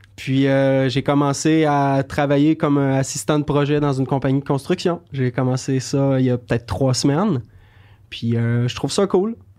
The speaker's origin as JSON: {"language": "French", "area": "Beauce", "region": "Quebec", "country": "Canada", "tie": "born or raised there", "moved": "yes", "lives_now": "Montreal, Canada", "said": "j'ai grandi en Beauce, puis en arrière de chez mes parents"}